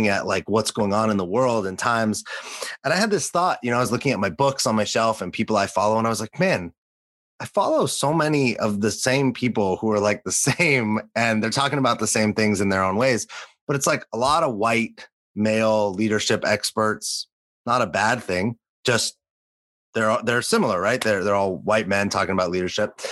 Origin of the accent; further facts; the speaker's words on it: Los Angeles, California, United States; also born or lived in New York City; now in San Diego, United States; growing up in Los Angeles